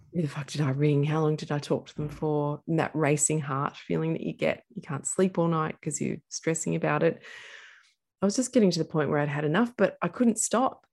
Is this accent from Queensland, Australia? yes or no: no; Castlemaine, Victoria, Australia; I grew up in central Victoria in a place called Castle Main